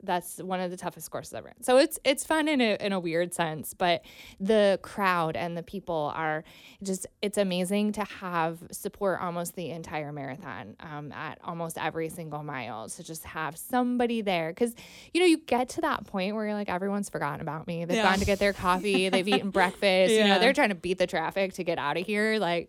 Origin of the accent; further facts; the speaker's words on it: Mansfield, Ohio, United States; now in Cincinnati, United States; No. Mansfield, Ohio.